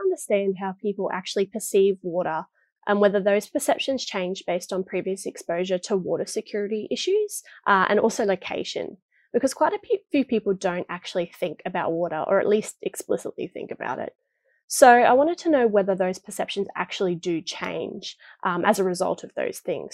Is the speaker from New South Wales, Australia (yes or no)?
no; Townsville, Queensland, Australia; I'm from Townsville myself